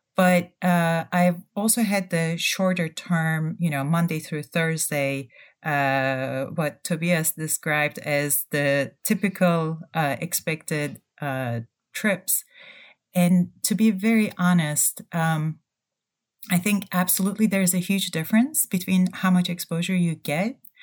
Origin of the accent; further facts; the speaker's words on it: Turkey; moved away; also born or lived in Ann Arbor, Michigan, United States / Germany; I'm originally from Turkey